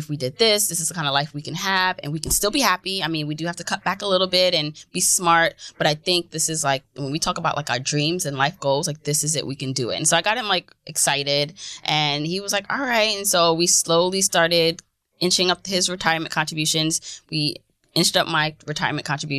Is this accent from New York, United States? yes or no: yes; New York City, New York, United States; also born or lived in Jamaica; I grew up in Fort Greene